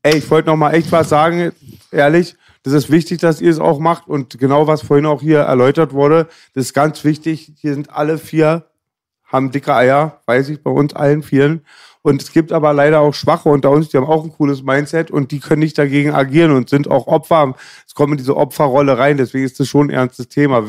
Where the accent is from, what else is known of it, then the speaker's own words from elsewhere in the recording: Germany; first language German; als Deutscher, der mit der Sprache aufgewachsen ist, vom Eltern auch